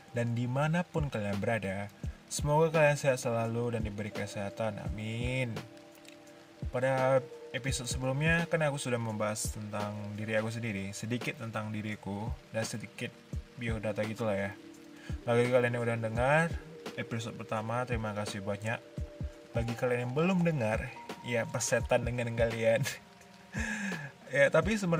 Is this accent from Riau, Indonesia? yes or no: yes; Duri, Riau, Indonesia; born there; aku lahir di Duri pada tahun 1999. Aku lahir pada bulan puasa waktu itu.